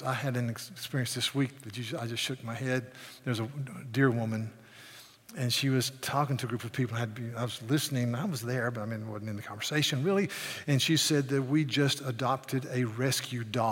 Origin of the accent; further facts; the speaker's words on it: the South, United States; I'm a Southerner